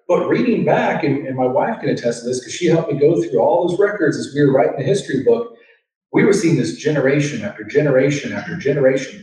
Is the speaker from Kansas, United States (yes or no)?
yes; Overland Park, Kansas, United States; I grew up in Overland Park, not too far from here